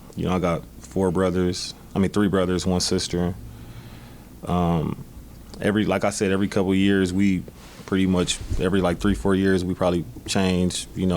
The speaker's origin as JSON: {"language": "English", "town": "Milwaukee", "region": "Wisconsin", "country": "United States", "tie": "born or raised there", "said": "Milwaukee, Wisconsin. Most of my life, I actually grew up not too far from here. We're on the east side. Port Washington, and then we moved over towards 21st and Keith."}